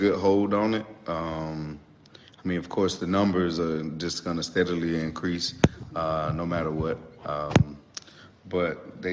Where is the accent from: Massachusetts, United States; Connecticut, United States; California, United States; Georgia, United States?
Georgia, United States; Douglasville; also born or lived in Atlanta, Georgia; I grew up in the town right outside of Atlanta, Douglasville, Georgia